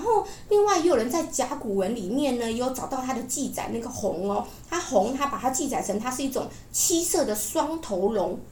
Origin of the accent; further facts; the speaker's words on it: Taiwan; 我们台湾其实很多原住民呢，相信灵魂是不灭的哦